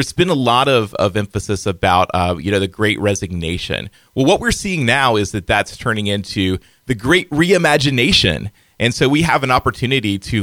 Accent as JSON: {"language": "English", "region": "North Carolina", "country": "United States", "moved": "as an adult", "lives_now": "Findlay, United States", "said": "I'm from North Carolina"}